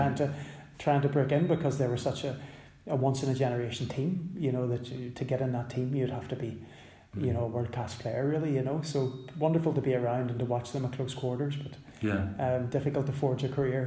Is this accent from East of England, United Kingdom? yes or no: no; Belfast, Northern Ireland, United Kingdom; I grew up in West Belfast